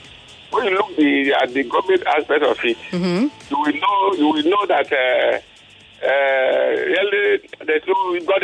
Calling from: Badagry, Lagos, Nigeria; I'm calling from Badagry.

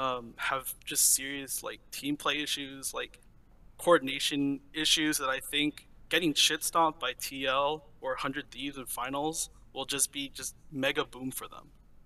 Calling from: Davis, California, United States; I'm calling from Davis, California.

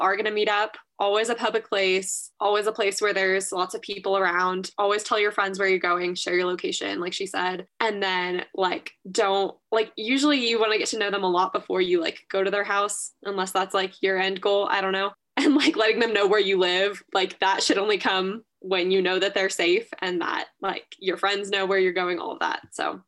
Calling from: Flagstaff, Arizona, United States; My pronouns are she, her. I'm calling in from Flagstaff, Arizona.

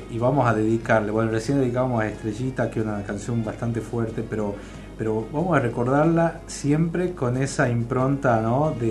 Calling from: Monte Grande, Buenos Aires Province, Argentina; Buenas tardes … de Monte Grande, Buenos Aires.

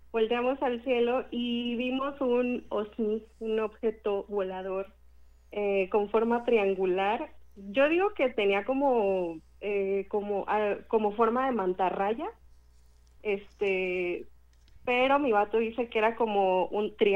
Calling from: Michoacán, Mexico; Desde Michoacán.

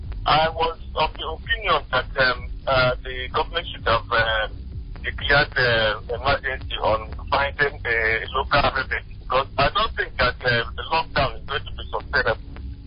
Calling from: Mayor Bumpiche, Imo, Nigeria; I'm calling from Mayor Bumpiche.

